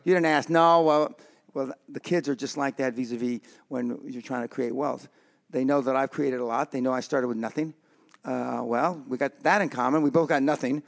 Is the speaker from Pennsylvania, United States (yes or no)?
no; Los Angeles, California, United States; I come from the Barrio in East L